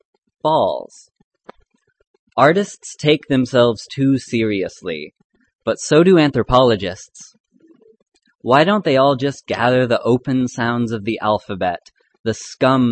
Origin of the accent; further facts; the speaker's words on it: Arizona, United States; I grew up in Arizona